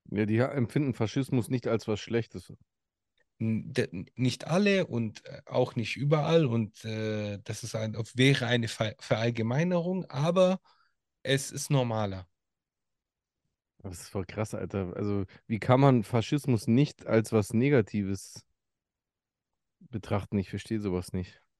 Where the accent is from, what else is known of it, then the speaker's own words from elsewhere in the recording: Italy; Und äh, als Italiener sage ich auch ein ganz großes Scheiß auf Mussolini.